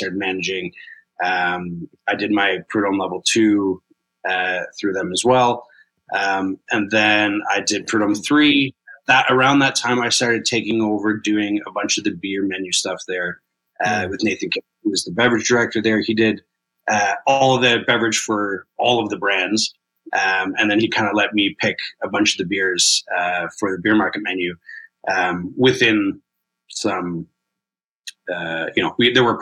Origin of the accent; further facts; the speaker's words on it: Kitchener, Ontario, Canada; moved away as an adult; also born or lived in Toronto; growing up in Kitchener, Waterloo, you're very exposed to German culture